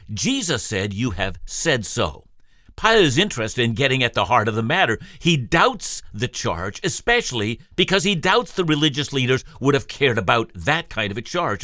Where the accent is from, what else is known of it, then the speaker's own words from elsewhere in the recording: Canada; when I was a boy growing up in the Canadian school system